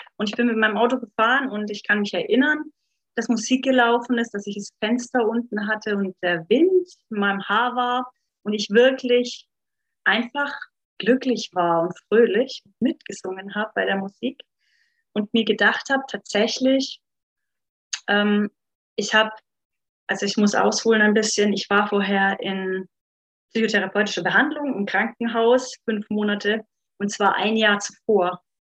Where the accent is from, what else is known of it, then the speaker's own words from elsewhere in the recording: Upper Franconia, Bavaria, Germany; now in Munich, Germany; wie ihr vielleicht unschwer raushören könnt, komme ich eigentlich aus Oberfranken